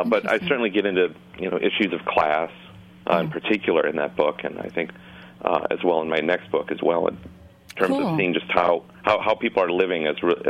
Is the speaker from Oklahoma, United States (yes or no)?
no; Minnesota, United States; the Minnesota I was born in 1975